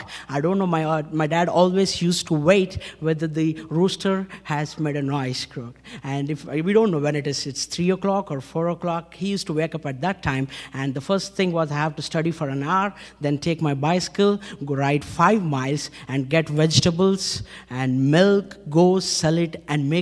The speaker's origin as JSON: {"language": "English", "town": "Hyderabad", "region": "Telangana", "country": "India", "said": "I come from India, city of Hyderabad, Andhra Pradesh, born in a Hindu family"}